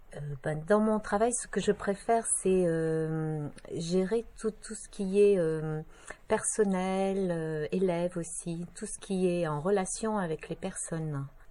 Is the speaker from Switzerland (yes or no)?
no; north of France, France; moved away as an adult; also born or lived in Brest, Brittany; now in Bohain-en-Vermandois, France; Alors, je suis originaire du nord de la France, mais pas de Picardie